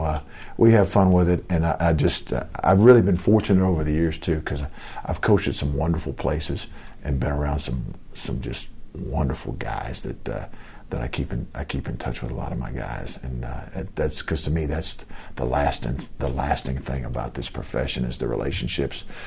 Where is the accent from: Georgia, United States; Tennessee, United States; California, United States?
Georgia, United States; Lawrenceville; moved away; I grew up in Lawrenceville, Georgia.